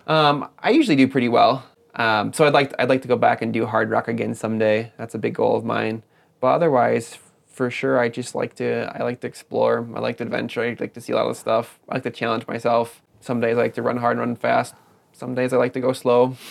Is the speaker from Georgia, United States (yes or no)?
no; Madison, Wisconsin, United States; moved away; i grew up in southern wisconsin in the madison area